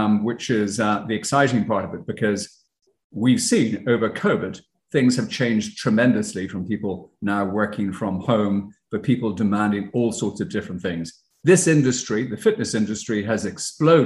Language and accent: English; Ireland; moved away as an adult; now in United States; as you could probably tell by my accent, I'm not from the States. I'm originally from Ireland. But when I first came to the States